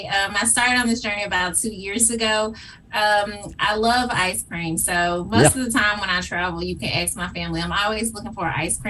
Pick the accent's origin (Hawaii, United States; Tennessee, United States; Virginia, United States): Tennessee, United States; Whitehaven; That is absolutely correct. I am a proud graduate of Whitehaven High School. Mm-hmm. And I have lived in Whitehaven most